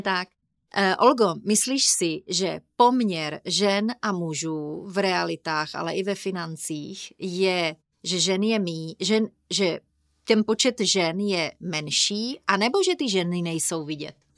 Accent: Brno, South Moravian Region, Czechia; jsme z Brna

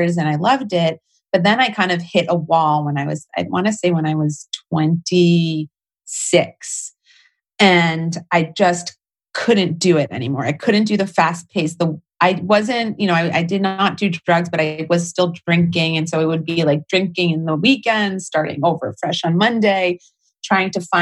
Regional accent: New Jersey, United States; I grew up pretty mainstream in New Jersey, right outside New York City

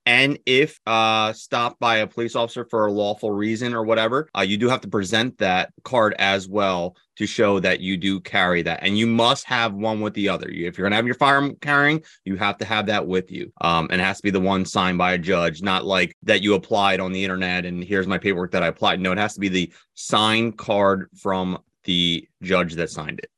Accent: New Jersey, United States; we are from New Jersey

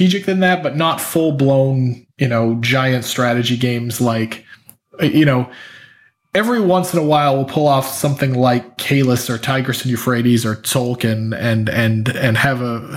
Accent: Portland, Maine, United States; moved away as an adult; also born or lived in Boston; now in Oakland, United States; I grew up just outside of Portland, Maine

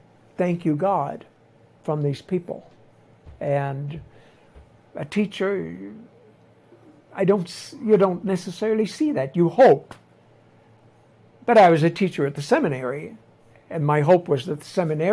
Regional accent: Nova Scotia, Canada; moved away as an adult; now in Tlapa, Mexico; my mother was a traditional mother when I grew up in Nova Scotia

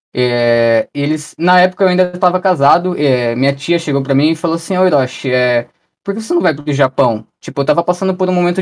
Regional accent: Ibiúna, São Paulo, Brazil; accent: paulista; moved away as an adult; also born or lived in Cotia; now in Japan; Eu sou de uma cidade do interior chamada Ibiúna

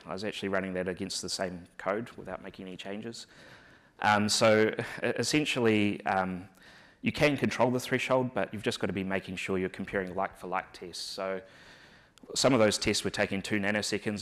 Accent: New Zealand; accent: New Zealand; moved away; my accent's hard to understand, so I thought I would start off by giving a little bit of a 101 on the New Zealand accent

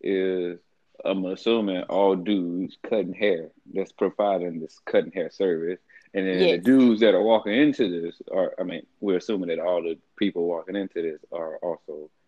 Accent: Atlanta, Georgia, United States; Don't be saying just because I'm from Atlanta, bro.

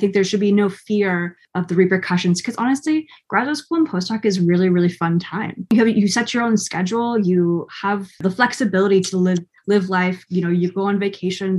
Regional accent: Oregon, United States; moved away; I'm from Oregon originally, which is, you know, the west side of the United States, with lots of mountains and forests. And so I grew up camping and hiking.

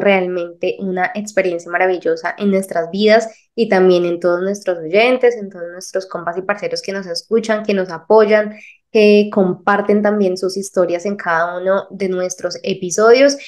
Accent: Colombia; de Colombia

